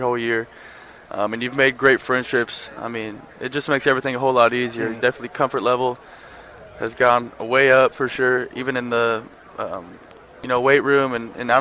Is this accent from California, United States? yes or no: no; Texas, United States; growing up in Texas